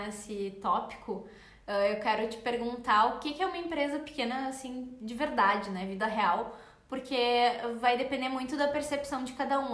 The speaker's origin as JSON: {"language": "Portuguese", "town": "Porto Alegre", "region": "Rio Grande do Sul", "country": "Brazil", "said": "a gente é de Porto Alegre, a marca fica em Porto Alegre."}